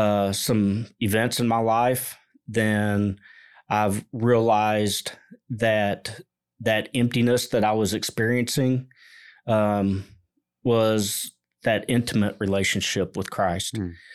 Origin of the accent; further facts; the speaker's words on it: Fort Worth, Texas, United States; I grew up here in the Mid-Cities area of Fort Worth.